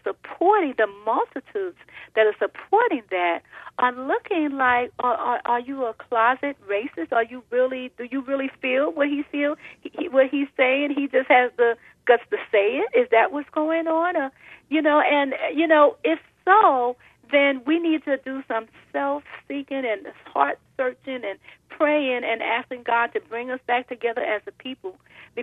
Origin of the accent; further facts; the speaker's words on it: New York, United States; I'm a New Yorker also